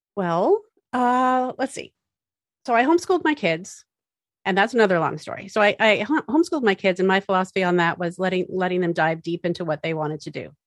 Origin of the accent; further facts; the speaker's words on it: Massachusetts, United States; I grew up in Massachusetts